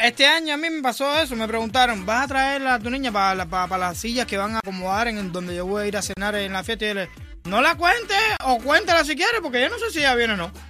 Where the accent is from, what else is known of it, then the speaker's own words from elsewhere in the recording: Dominican Republic; moved away; yo soy dominicana y yo conocí Thanksgiving después que vivo aquí